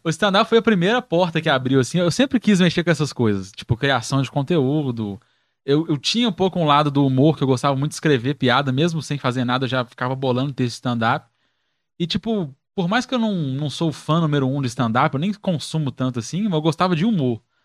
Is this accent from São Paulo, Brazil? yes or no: no; Belo Horizonte, Minas Gerais, Brazil; eu sou do Teixeira Dias, né? Moro no Teixeira Dias, no Barreiro